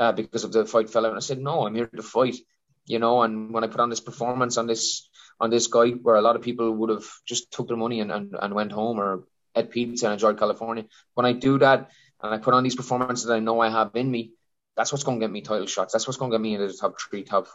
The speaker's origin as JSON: {"language": "English", "area": "County Wexford", "region": "Leinster", "country": "Ireland", "said": "I'm a guy from County Wexford where there is no MMA gyms"}